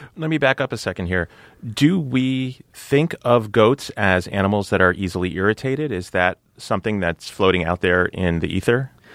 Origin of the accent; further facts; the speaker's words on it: New Jersey, United States; I was born and raised in New Jersey